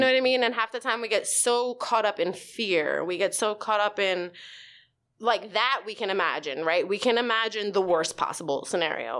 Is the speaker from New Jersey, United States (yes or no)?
no; New York City, New York, United States; also born or lived in Staten Island; I grew up in the Bronx, uh, actually across the street from the zoo